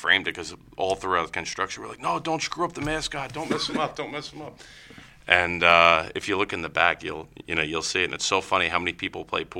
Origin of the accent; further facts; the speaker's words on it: Lincroft, New Jersey, United States; now in Red Bank, United States; I grew up in Lincroft